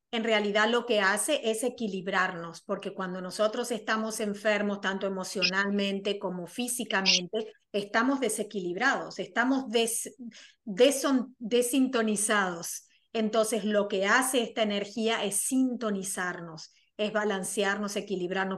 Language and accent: Spanish; Argentina; soy argentina